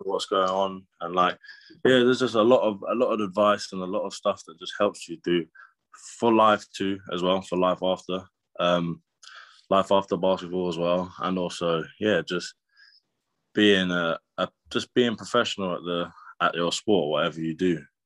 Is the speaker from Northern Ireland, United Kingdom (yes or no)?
no; Brighton, South East England, United Kingdom; moved away as an adult; also born or lived in Loughborough; I grew up in Brighton